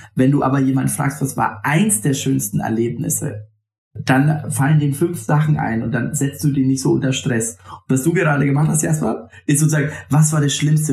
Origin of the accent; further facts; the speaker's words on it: Franconia, Bavaria, Germany; aus dem Fränkischen, wo ich herkomme